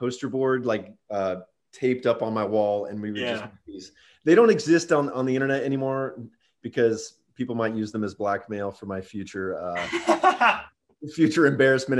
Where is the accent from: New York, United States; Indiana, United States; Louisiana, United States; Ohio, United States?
Ohio, United States; Cincinnati; I grew up in Cincinnati, Ohio.